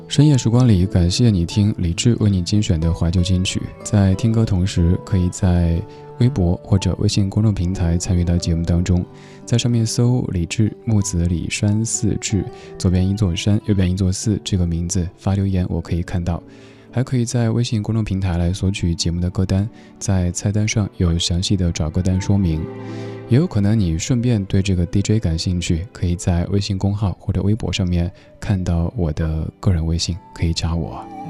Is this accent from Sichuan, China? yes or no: yes; Sichuan, China; 我家乡四川